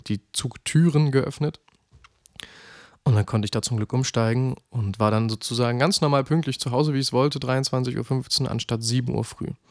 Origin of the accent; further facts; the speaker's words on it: Halle, Saxony-Anhalt, Germany; zurück in meine Heimat nach Halle